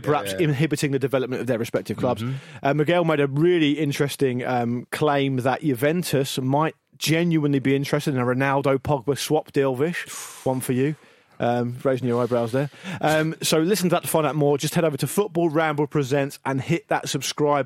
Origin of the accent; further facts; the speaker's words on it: Gosport, South East England, United Kingdom; Growing up in Gosport, most people who like football supported Portsmouth. That's where I grew up